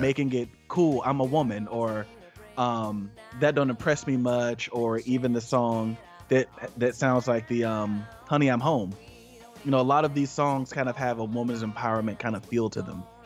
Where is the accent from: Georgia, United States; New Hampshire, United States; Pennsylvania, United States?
Georgia, United States; We are from Georgia.